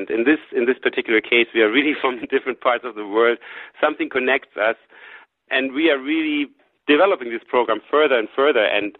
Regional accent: Germany; She was a student in Boston. I came from Germany, and we met.

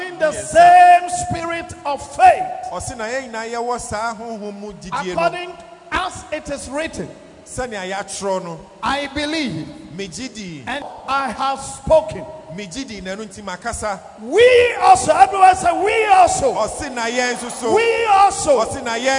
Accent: Ghana; also born or lived in Nigeria; being a Ghanaian

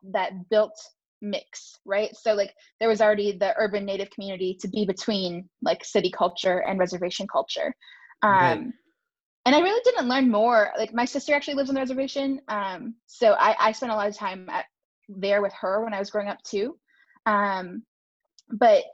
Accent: Minneapolis, Minnesota, United States; moved away; I grew up in Minneapolis, which is one of the largest urban American Indian populations in the country.

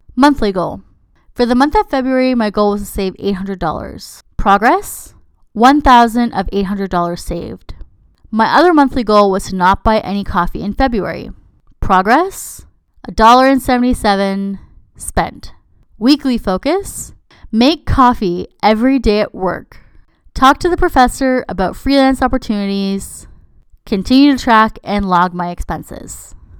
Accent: Canada; I'm Canadian

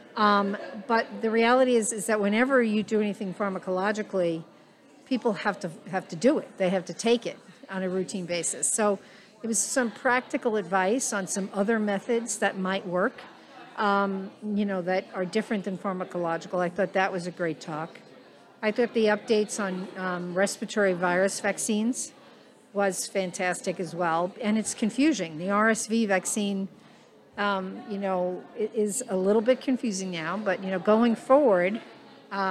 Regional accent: New York, United States; now in Nebraska, United States; I'm a New Yorker, so I use kibitz as a term from time to time

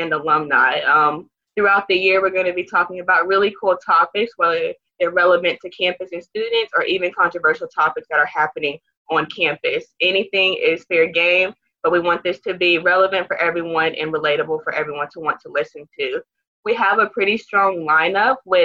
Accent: Greenville, South Carolina, United States; I am a sophomore from Greenville, South Carolina

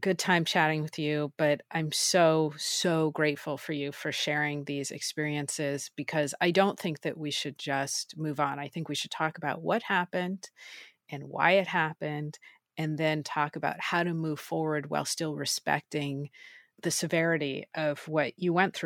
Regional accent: Southern California, United States; I am also from Southern California

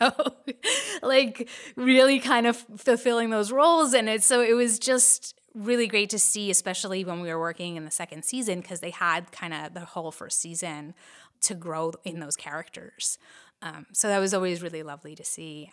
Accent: New Jersey, United States; we're bo-, both born and raised in New Jersey

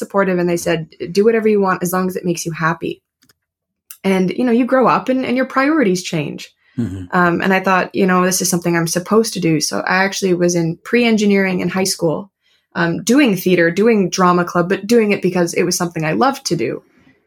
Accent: Connecticut, United States; I grew up just outside of New York City, actually, in Connecticut

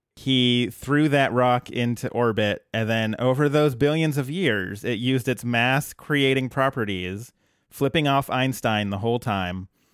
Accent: Colorado, United States

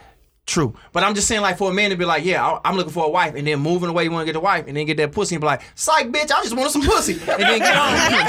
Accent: Oak Park, Michigan, United States; moved away; also born or lived in Scotia; I'm from Oak Park. Now I'm out in Scotia.

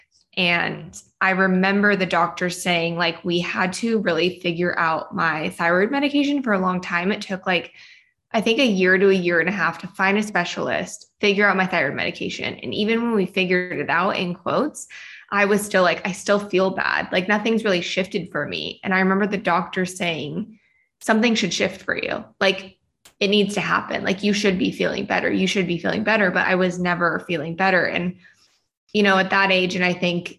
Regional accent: Shingle Springs, California, United States; also born or lived in Bay Area, California; I grew up in Shingle Springs, California, which is a small little town up in the foothills on your way to Lake Tahoe. I lived there from the time of birth to 15 years old and then moved to the Bay Area

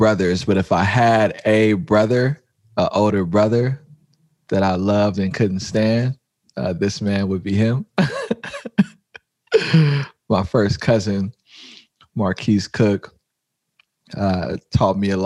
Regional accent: San Francisco, California, United States; the way I grew up in the Fillmore

